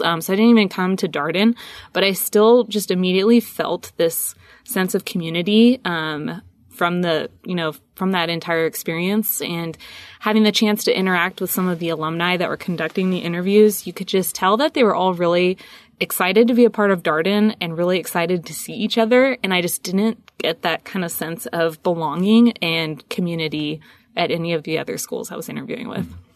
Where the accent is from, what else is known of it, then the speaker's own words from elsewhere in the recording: San Diego, California, United States; moved away as an adult; also born or lived in Whidbey Island, Washington; I'm originally from San Diego. Um, grew up there